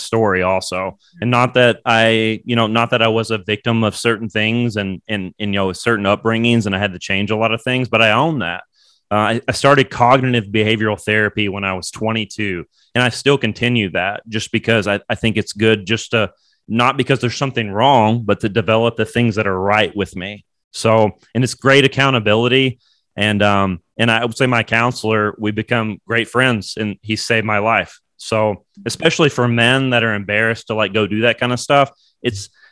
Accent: Bowling Green, Kentucky, United States; moved away; also born or lived in New York; I'm from Bowling Green, Kentucky

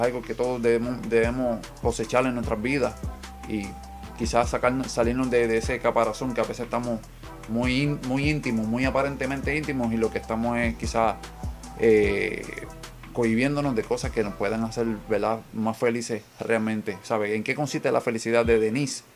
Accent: Puerto Rico; somos boricuas

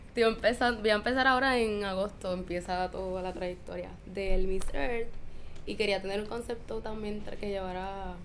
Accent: Mayagüez, Puerto Rico; moved away as an adult; now in San Juan, Puerto Rico; Yo soy de Mayagüez y me mudé

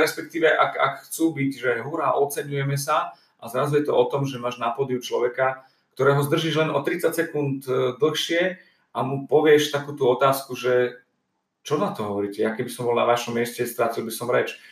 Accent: eastern Slovakia, Slovakia; moved away; som z východu

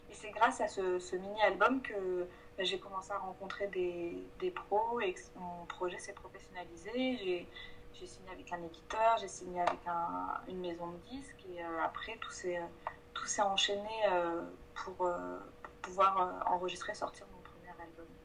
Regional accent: south of France, France; moved away as an adult; now in Paris, France; je viens du sud de la France.

